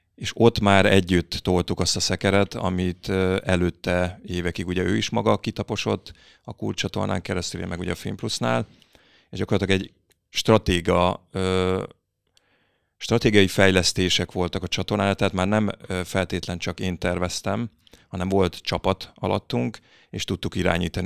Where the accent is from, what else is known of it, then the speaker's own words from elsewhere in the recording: Berettyóújfalu, Hajdú-Bihar, Hungary; moved away as an adult; now in Budapest, Hungary; én Debrecen mellett Beretyújfolból származom